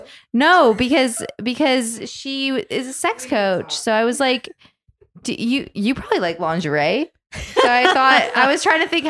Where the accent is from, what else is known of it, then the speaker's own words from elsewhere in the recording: Canada; I'm the token all, Canadian.